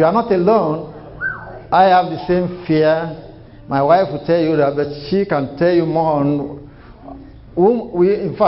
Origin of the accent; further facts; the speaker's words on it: Nigeria; moved away as an adult; now in United States; I came from Nigeria, and I have my bachelor in Nigeria, and I just got my master's here